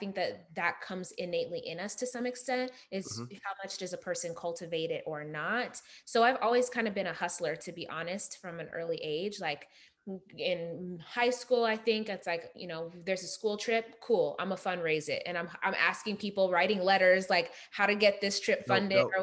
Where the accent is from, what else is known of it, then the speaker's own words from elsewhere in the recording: Las Vegas, Nevada, United States; also born or lived in Uganda; I was born in Uganda but raised in Las Vegas